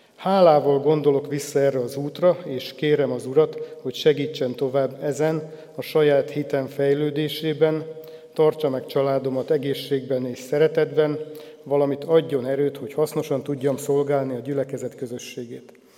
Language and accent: Hungarian; Jászkarajenő, Pest, Hungary; also born or lived in Nagykőrös; Jászkora Jenői római katolikus falusi családba születtem, ahol a vallásos nevelés magától értetődő volt. A falu református negyedében a református templom és a parókia között van a szüleim háza, így gyermekkoromtól volt némi kapcsolatom a reformátusokkal